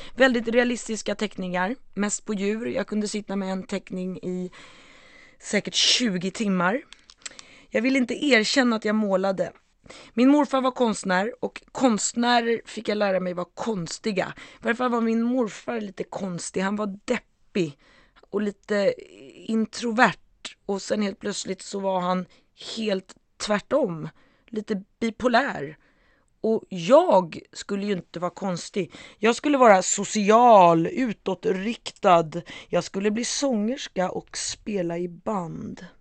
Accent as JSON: {"language": "Swedish", "town": "Stockholm", "region": "Stockholm County", "country": "Sweden", "tie": "born or raised there", "said": "jag växte upp i Stockholm, Sveriges huvudstad, Bromma"}